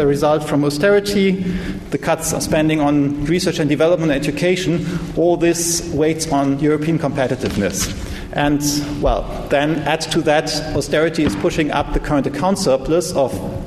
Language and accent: English; Germany; the country where I come from Germany